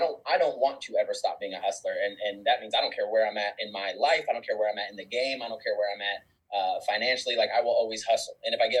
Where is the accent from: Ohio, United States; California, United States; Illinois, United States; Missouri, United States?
California, United States; born there; also born or lived in Korea / Germany / Panama / Kentucky; I was born in California in a military family, and then I instantly moved all over the world. So Korea, Germany, Panama, the country, not Florida, Panama, Kentucky, Virginia, Florida, then Texas.